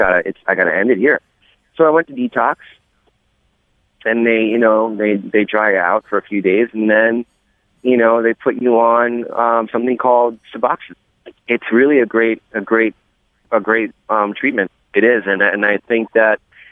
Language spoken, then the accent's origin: English; New York City, New York, United States; being a New Yorker and living here and living across the water in downtown Brooklyn